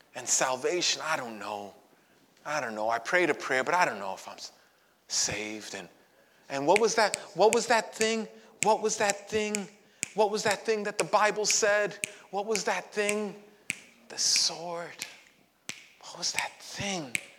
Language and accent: English; New York City, New York, United States; I grew up in Brooklyn